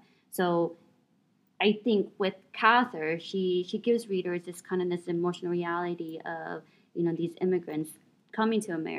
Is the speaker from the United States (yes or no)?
yes; Iowa, United States; moved away; I'm from Iowa